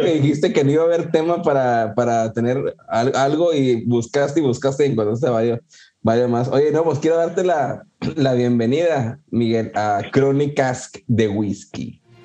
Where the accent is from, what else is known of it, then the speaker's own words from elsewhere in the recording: Puerto Rico; de aquí de Puerto Rico también